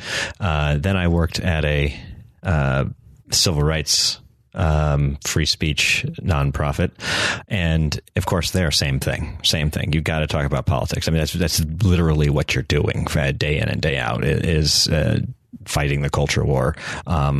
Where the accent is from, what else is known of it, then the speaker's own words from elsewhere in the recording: North Carolina, United States; I was from North Carolina